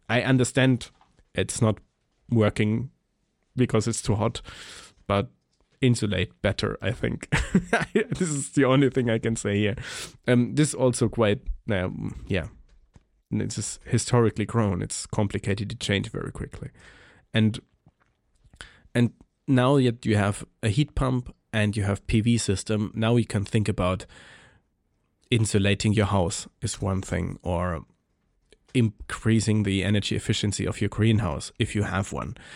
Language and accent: English; Germany; I'm coming from Germany.